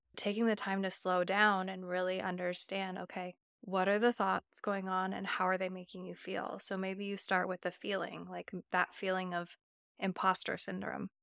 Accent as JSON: {"language": "English", "area": "Napa Valley", "region": "California", "country": "United States", "tie": "born or raised there", "said": "I grew up in the Napa Valley"}